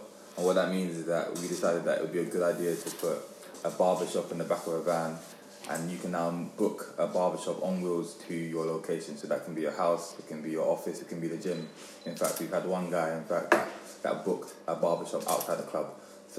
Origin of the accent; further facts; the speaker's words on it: London, United Kingdom; also born or lived in Surrey; I don't come from like an affluent background. I'm born and raised in Brixton. I'm from Ends, innit?